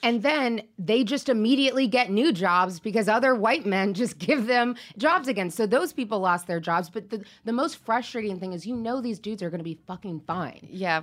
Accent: Seattle, Washington, United States; I grew up in Seattle

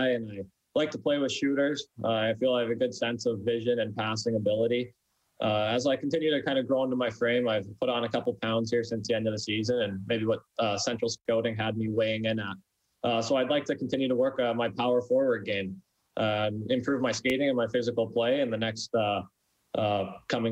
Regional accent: Abbotsford, British Columbia, Canada; also born or lived in Brandon; my hometown of Abbotsford

